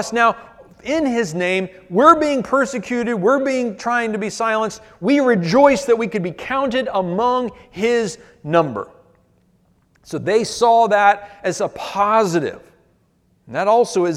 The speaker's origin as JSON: {"language": "English", "country": "United States", "said": "Our Achilles heel as American Christians"}